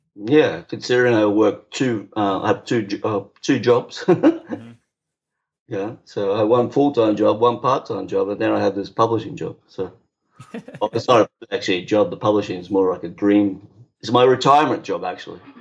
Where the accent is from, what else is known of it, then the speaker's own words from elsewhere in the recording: Brisbane, Queensland, Australia; moved away as an adult; now in British Columbia, Canada; Brisbane, Australia